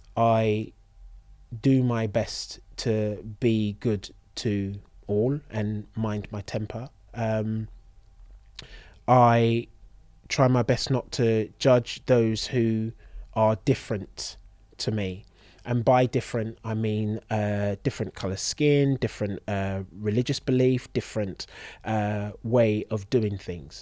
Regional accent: London, United Kingdom; born and raised in London

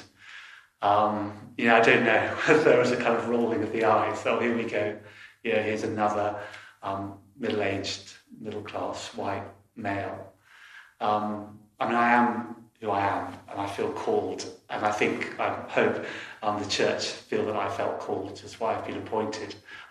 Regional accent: London, United Kingdom; I was brought up in London

